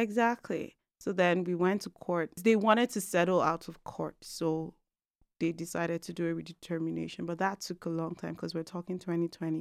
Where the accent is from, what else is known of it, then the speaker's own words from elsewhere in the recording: Lagos, Nigeria; moved away as an adult; now in Calgary, Canada; I am originally from Nigeria. I'm an Igbo girl, mm-hmm. born and raised in Lagos